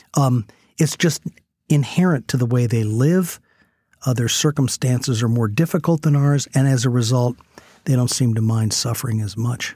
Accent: United States; as an American

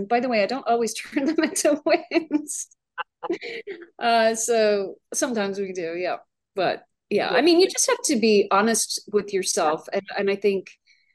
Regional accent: Dublin, Leinster, Ireland; moved away as an adult; also born or lived in Arlington, Virginia; now in United States; So I arrived in America by myself in 1993. I immigrated from Dublin, Ireland.

